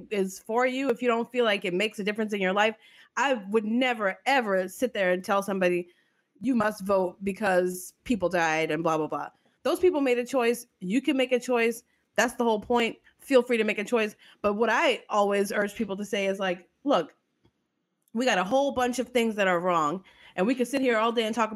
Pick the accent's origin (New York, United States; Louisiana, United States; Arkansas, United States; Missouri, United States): Louisiana, United States; New Orleans; I'm from New Orleans